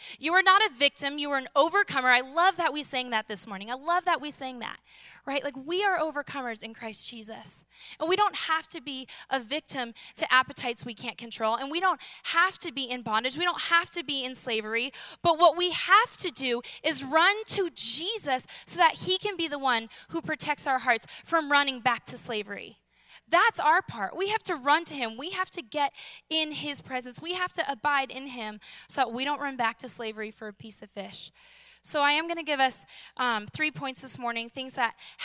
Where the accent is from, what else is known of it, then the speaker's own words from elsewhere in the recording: Seattle, Washington, United States; I'm from Seattle.